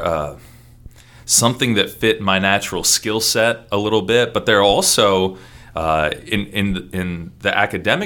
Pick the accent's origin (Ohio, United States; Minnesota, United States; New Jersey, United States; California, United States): Ohio, United States; Columbus; also born or lived in Toledo, Ohio; now in Seattle, United States; My family moved to Columbus when I was two